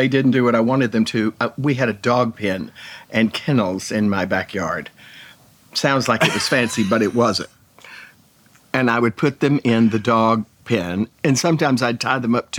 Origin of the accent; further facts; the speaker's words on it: Jacksonville, Texas, United States; now in New York, United States; Jacksonville, Texas.